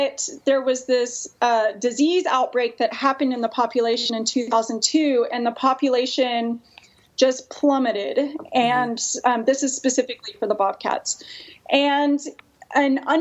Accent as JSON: {"language": "English", "region": "Texas", "country": "United States", "also_born_or_lived": "California", "moved": "yes", "said": "I'm actually from Texas"}